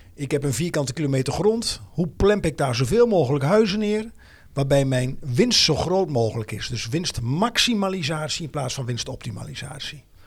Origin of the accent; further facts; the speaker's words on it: Twente, Overijssel, Netherlands; now in Amersfoort, Netherlands; mijn roots liggen in Twente. Wonen dus alweer jaren met plezier in Amersfoort Oosten.